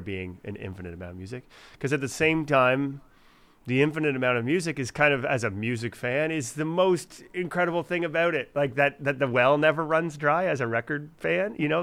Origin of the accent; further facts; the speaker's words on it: Fredericton, New Brunswick, Canada; moved away; my hometown of Fredericton